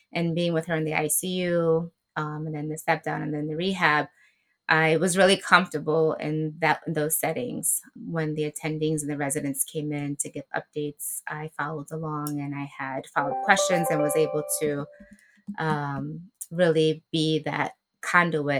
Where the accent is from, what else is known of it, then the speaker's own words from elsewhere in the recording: New York City, New York, United States; So I am a proud Afro-Latina from the Boogie Down Bronx, born and raised.